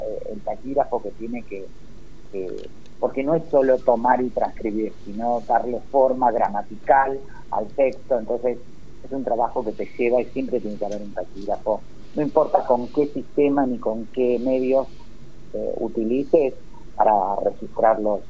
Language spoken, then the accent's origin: Spanish; Berazategui, Buenos Aires Province, Argentina; yo soy de Verazategui, zona sur de la provincia de Buenos Aires